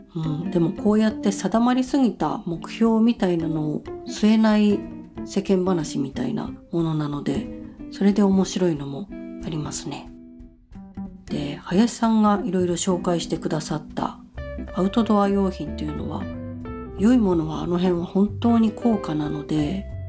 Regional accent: Sagamihara, Kanagawa, Japan; moved away; ちの実家は神奈川県で相模原市ですけど

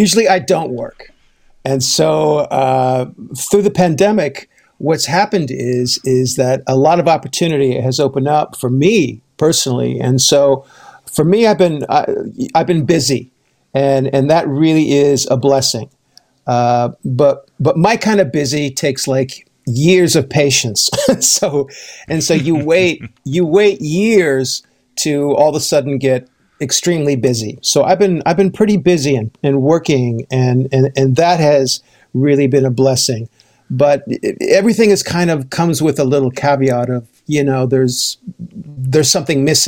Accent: United States; now in Vancouver, Canada; I'm an American living in Canada, so my family is in California

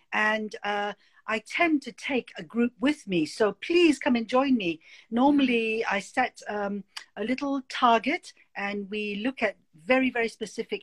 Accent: Malaysia; moved away; also born or lived in United Kingdom / Boston; I was born in Malaysia. I was sent to boarding school.

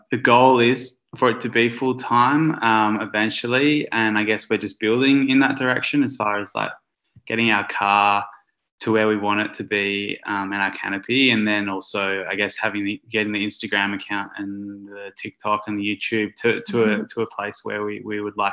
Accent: Kununurra, Western Australia, Australia; I grew up in Kununurra

